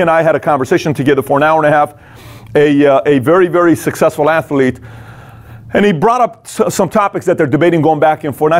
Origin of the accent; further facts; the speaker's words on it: Iran; moved away; I was born and raised in Iran